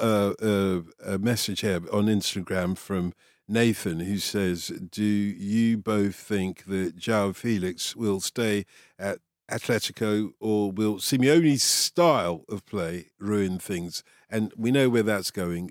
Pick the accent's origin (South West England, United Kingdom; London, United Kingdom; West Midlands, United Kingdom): London, United Kingdom; when I grew up in Tottenham